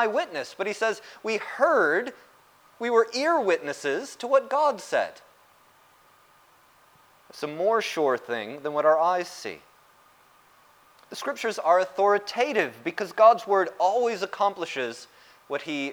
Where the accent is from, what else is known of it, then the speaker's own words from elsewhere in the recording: United States; the United States, my home country